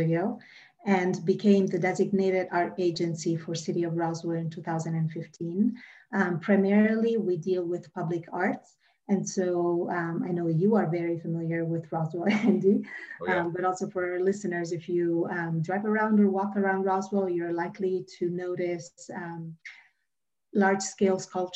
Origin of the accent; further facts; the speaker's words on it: Rome, Lazio, Italy; moved away as an adult; now in Atlanta, United States; I was born and raised in Rome, Italy, but I've been here in the Atlanta area for about 20 years